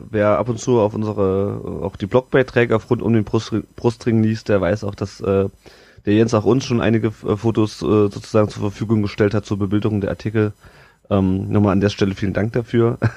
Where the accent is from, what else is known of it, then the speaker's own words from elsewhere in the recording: Kassel, Hesse, Germany; ich komme ja überhaupt nicht aus der Nähe von Stuttgart. Ich komme aus Kassel eigentlich.